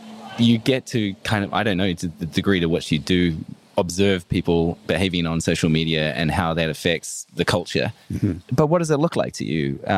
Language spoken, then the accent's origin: English; New Zealand; I'm from New Zealand.